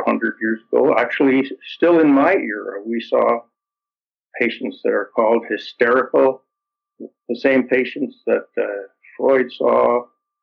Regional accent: Toronto, Ontario, Canada; My parents were immigrants, and I grew up in Toronto, in Canada

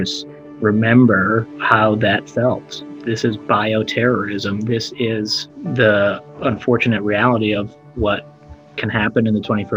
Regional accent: Minnesota, United States; my home state of Minnesota

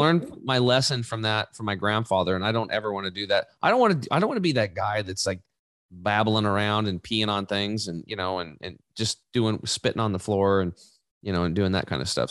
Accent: Eastern Oregon, United States; I grew up in Eastern Oregon, uh, hunting and fishing

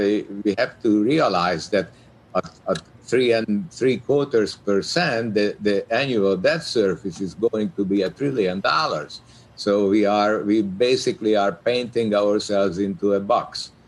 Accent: Hungary; moved away; my childhood growing up in Hungary

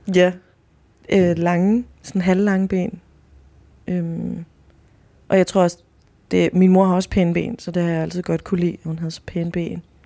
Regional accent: Chile; now in Denmark

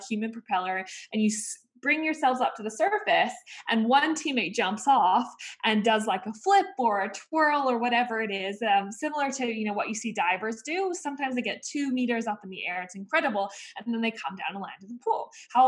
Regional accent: Vancouver, British Columbia, Canada; I grew up in Vancouver, Canada. My parents are Aussie and they're actually from Sydney, Australia

